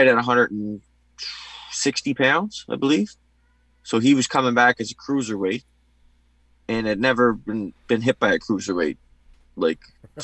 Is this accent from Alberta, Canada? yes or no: no; Cape Breton, Nova Scotia, Canada; born or raised there